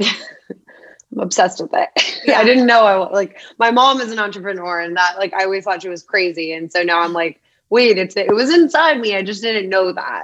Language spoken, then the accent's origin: English; Phoenix, Arizona, United States; Born and raised in Arizona